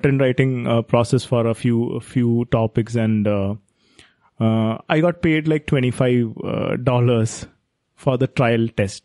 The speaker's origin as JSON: {"language": "English", "country": "India", "said": "being an Indian"}